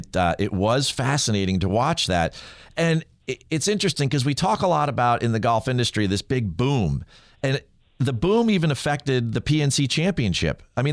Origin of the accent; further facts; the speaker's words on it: New Jersey, United States; I am born and raised myself here in New Jersey